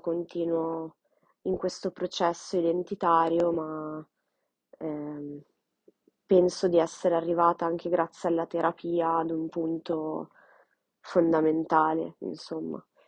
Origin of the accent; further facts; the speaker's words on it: Milan, Lombardy, Italy; sono nata e cresciuta a Milano, in Italia